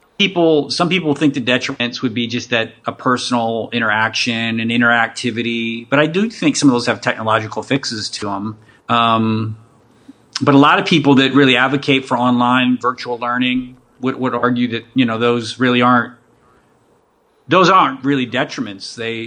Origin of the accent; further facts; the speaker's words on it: Western Pennsylvania, United States; now in Abilene, United States; I grew up in Western PA.